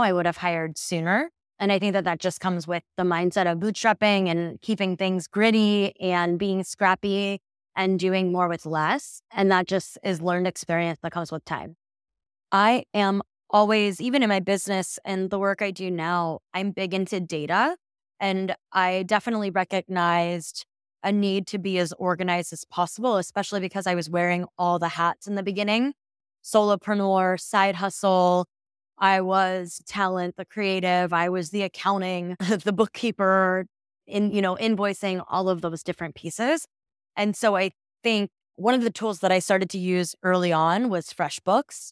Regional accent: Midwest, United States; moved away; I'm originally from the Midwest, so same at A's and O's, a little bit different

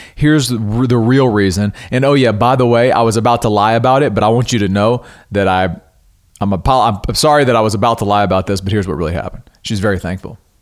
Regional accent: Louisiana, United States; now in Texas, United States; I'm originally from Louisiana, so I'm familiar with critters

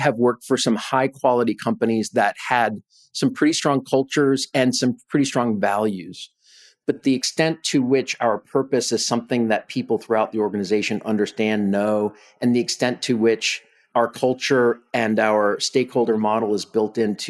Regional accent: East Coast, United States; born there; now in Austin, United States; So I was born on the East Coast. I'm a product of parents on both coasts, very blue state upbringing. For the last 21 years, I've lived in Austin, Texas.

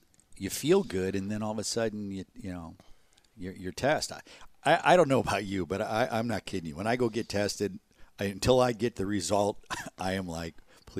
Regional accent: Illinois, United States; I grew up in the outside of Chicago.

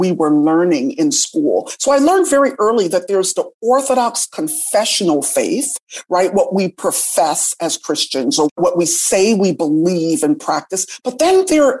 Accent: Hartford, Connecticut, United States; also born or lived in Jamaica; I grew up in the Northeast in Hartford, Connecticut, and I attended Catholic schools from the age of 6 to the age of 18.

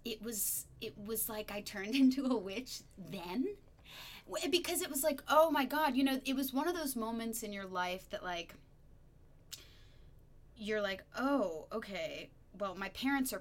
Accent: upstate New York, United States; moved away as an adult; also born or lived in Chicago; I'm from upstate New York

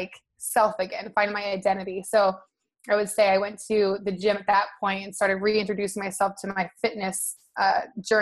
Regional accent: Nebraska, United States; now in Santa Monica, United States; I'm from Nebraska originally.

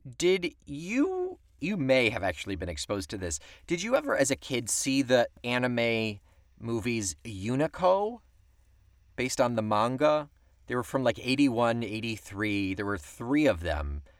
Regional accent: Weedsport, New York, United States; My hometown of Weedsport, New York

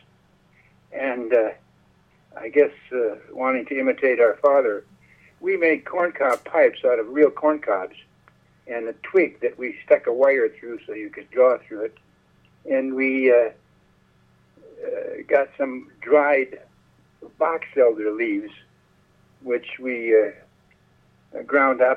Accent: Minnesota, United States; moved away; also born or lived in New York / Paris; I grew up out in a small town in Minnesota

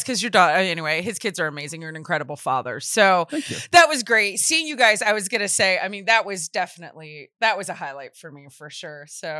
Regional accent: Louisiana, United States; I'm from Louisiana.

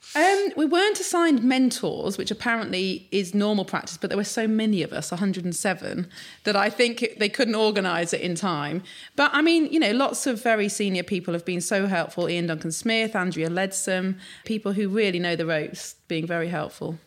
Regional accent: Sheffield, Yorkshire and the Humber, United Kingdom; I grew up in Sheffield, but very much urban.

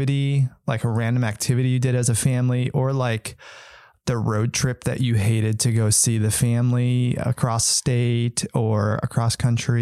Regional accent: East Coast, United States; moved away; also born or lived in Wisconsin; growing up in the East Coast

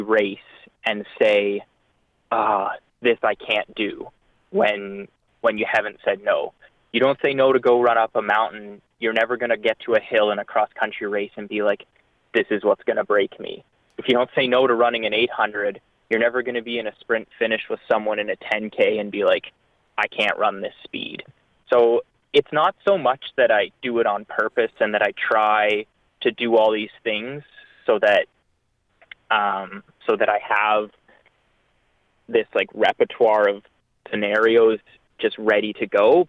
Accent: London, Ontario, Canada; moved away as an adult; also born or lived in Windsor, Ontario; now in Alberta, Canada; I grew up in Ontario. I grew up in London

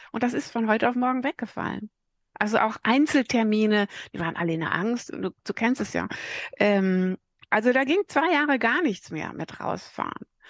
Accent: Sauerland, North Rhine-Westphalia, Germany; ich bin ein Sauerländer Mädel

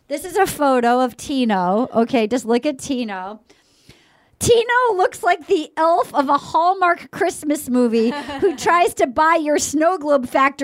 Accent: New England, United States; my New England roots.

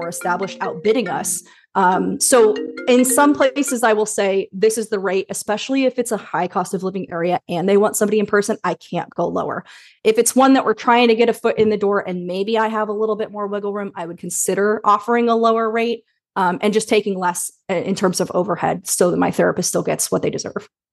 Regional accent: Indianapolis, Indiana, United States; moved away as an adult; also born or lived in Carmel, Indiana / Bloomington, Indiana / Chicago, Illinois; I was born in Indianapolis and we lived there until I was about eleven, then we moved to Carmel, which is a suburb about thirty minutes north.

